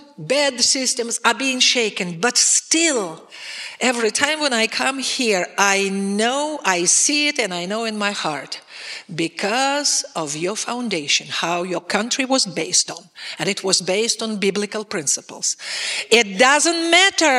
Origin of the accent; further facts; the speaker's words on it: Russia; me as a Russian